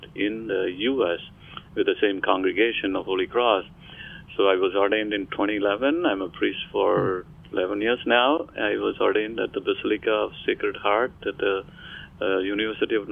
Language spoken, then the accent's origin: English; India; moved away as an adult; now in Florida, United States; I came from India